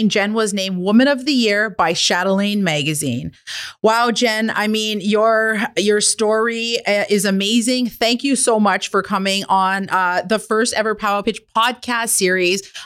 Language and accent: English; Kitigan Zibi Anishinabeg, Quebec, Canada; I'm an entrepreneur from Kittagong, Zibi, and Anishinaabeg